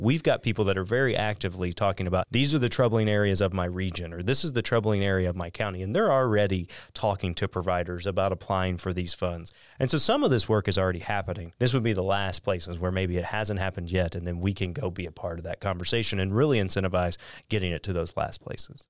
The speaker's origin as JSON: {"language": "English", "region": "Southeast Missouri", "country": "United States", "tie": "born or raised there", "said": "I grew up in Southeast Missouri"}